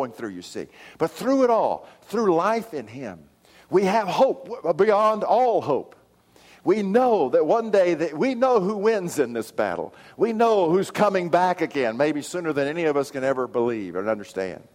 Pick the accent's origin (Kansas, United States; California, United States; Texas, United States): Texas, United States; Odessa; now in Oklahoma, United States; my hometown of Odessa